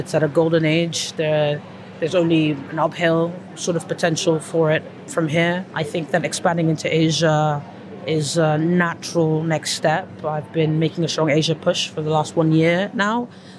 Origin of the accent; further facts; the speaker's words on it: Nigeria; I grew up in a French school most of my life, so I'm a bit of an anomaly, because I'm a Nigerian, an Anglophone, African, West African who speaks French.